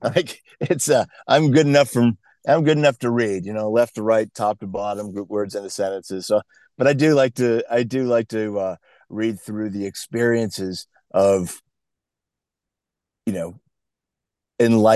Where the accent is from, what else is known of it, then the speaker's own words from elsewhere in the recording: New England, United States; I grew up in New England. I was born a few years ago back there.